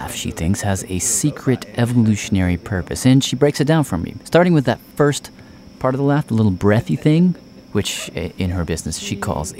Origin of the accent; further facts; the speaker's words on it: Nashville, Tennessee, United States; my hometown of Nashville, Tennessee.